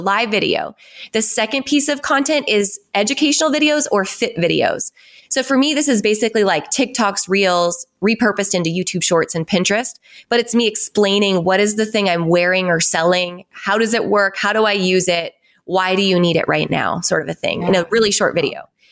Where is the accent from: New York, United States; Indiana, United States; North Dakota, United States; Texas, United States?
North Dakota, United States; I grew up on a ranch in North Dakota, like no stoplights, no fast food restaurants, sixteen hundred people, super small town.